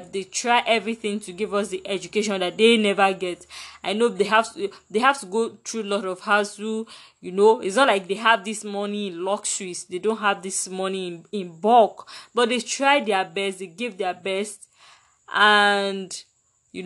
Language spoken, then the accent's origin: English; Nigeria; as a Nigerian